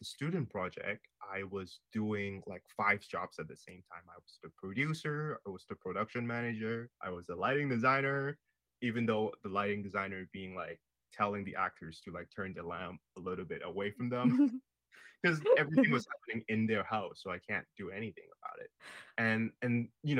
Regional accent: Hong Kong; now in Canada; I am from Hong Kong and I never had that education.

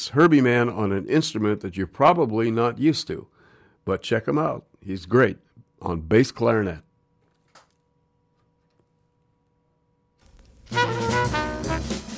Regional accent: Montreal, Quebec, Canada; also born or lived in New York, United States; now in Vancouver, Canada; I grew up in Montreal in New York

